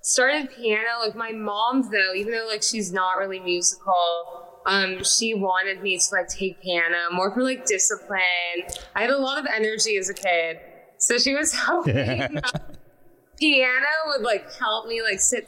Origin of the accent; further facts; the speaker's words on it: Los Angeles, California, United States; also born or lived in Salem, Massachusetts; I grew up in California. I was born in Salem, Massachusetts, randomly